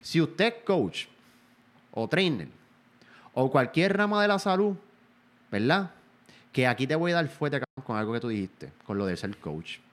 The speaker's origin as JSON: {"language": "Spanish", "country": "Puerto Rico", "said": "Yo soy un boricua."}